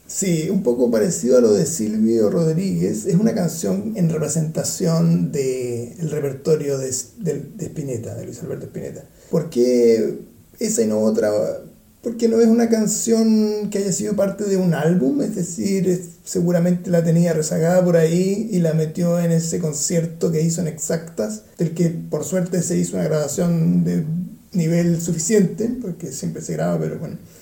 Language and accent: Spanish; Chile; now in Vienna, Austria; soy chileno